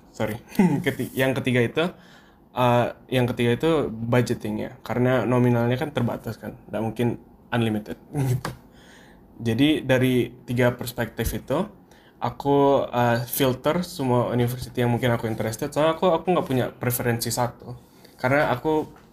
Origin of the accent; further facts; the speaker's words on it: Duri, Riau, Indonesia; moved away as an adult; now in Pennsylvania, United States; Aku dari Duri sama kayak Zaid, dari Riau